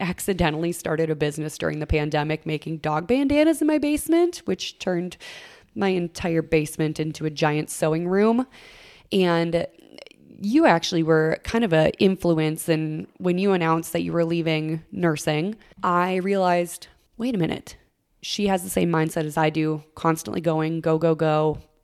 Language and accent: English; Minnesota, United States; I would spend all summer mowing lawns all across my hometown and then also babysitting on the side until I could legally get a real deal, state of Minnesota taxes